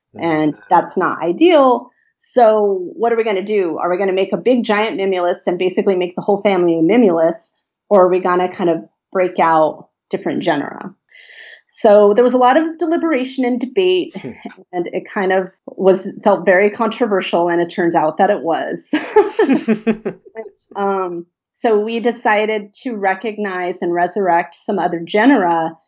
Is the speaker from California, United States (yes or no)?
yes; Los Angeles, California, United States; I grew up here in the Los Angeles basin